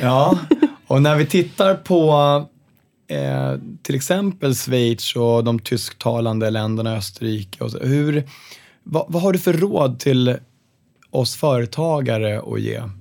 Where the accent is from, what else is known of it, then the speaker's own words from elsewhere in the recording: Sweden; Vi som är svenskar känner sig ofta ganska stolta